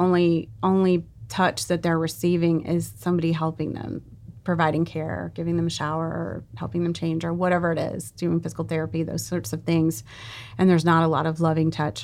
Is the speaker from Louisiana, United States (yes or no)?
yes; South Louisiana, United States; I grew up in South Louisiana